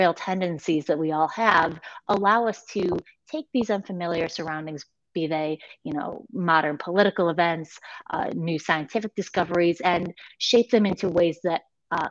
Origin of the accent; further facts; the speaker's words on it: United States; as an American writer